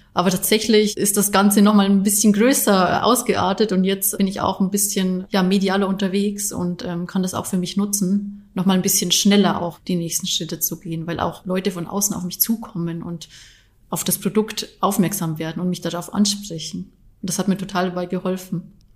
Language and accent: German; Bavaria, Germany; now in Leverkusen, Germany; Ich bin ja eigentlich äh, gebürtige Bayerin, das heißt, ich komme gar nicht wirklich von hier